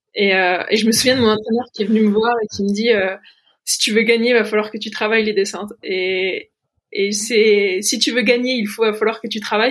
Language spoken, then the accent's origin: French; Mouthe, Bourgogne-Franche-Comté, France; also born or lived in Pontarlier; j'ai grandi à Mout